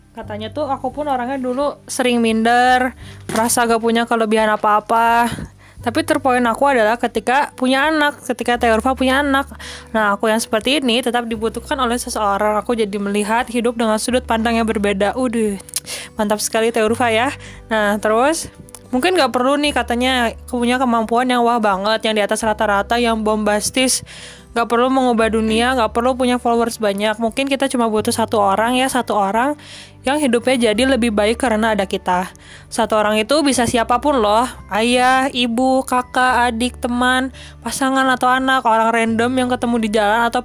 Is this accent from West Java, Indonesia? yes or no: yes; Bandung, West Java, Indonesia; oh iya ada dari Bandung juga aduh tersiduk saya dari Bandung